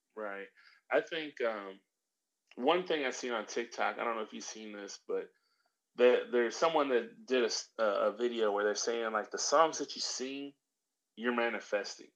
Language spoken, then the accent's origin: English; Middle America, Midwest, United States; I grew up in Middle America